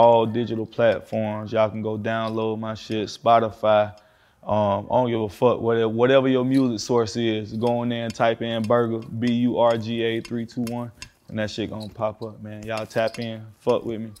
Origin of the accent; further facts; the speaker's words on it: Florida, United States; I'm from Florida